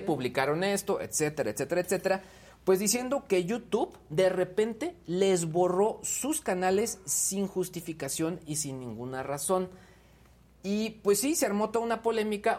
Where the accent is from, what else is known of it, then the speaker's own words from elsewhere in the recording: Mexico; como mexicanos